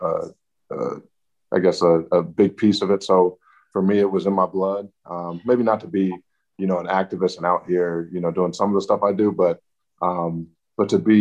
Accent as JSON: {"language": "English", "town": "Atlanta", "region": "Georgia", "country": "United States", "tie": "born or raised there", "said": "I grew up in Atlanta, which everybody knows is a lot of Black people doing really well for themselves"}